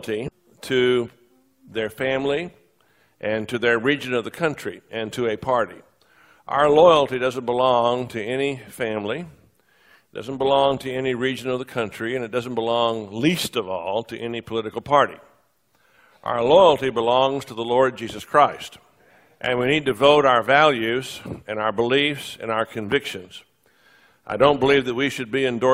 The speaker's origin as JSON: {"language": "English", "region": "Texas", "country": "United States", "moved": "yes", "lives_now": "Charlotte, United States", "said": "I am a sixth-generation Texan"}